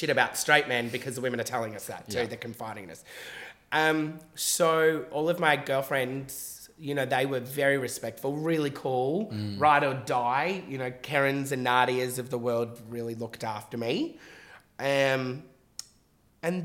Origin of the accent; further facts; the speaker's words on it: Mill Park, Victoria, Australia; I'm a boy from Mill Park